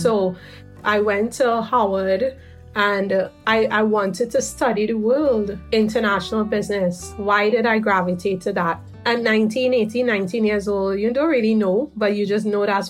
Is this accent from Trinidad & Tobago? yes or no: yes; Trinidad & Tobago; growing up in Trinidad, there's this beauty of the hybridity of the Trinidadian experience